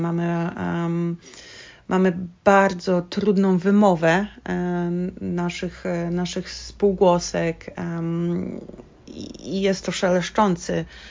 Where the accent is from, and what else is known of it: Poland; moved away as an adult; now in Ireland